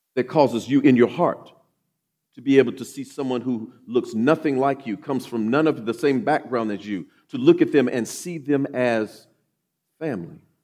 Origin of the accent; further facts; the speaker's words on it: Oklahoma City, Oklahoma, United States; also born or lived in Grand Forks, North Dakota / Mountain Home, Idaho; I grew up here in Oklahoma City, uh, graduated from Douglas High School